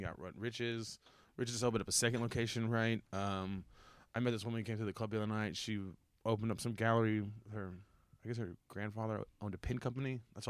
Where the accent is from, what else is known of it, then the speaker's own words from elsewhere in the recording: Texas City, Texas, United States; now in Austin, United States; In my hometown, Tech City